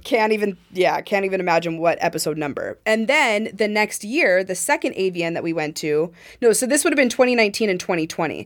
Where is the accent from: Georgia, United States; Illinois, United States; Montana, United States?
Montana, United States; I'm from Montana